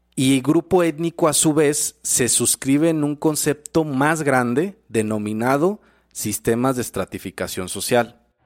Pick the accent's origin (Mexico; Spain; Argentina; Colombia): Mexico; Nosotros como mexicanos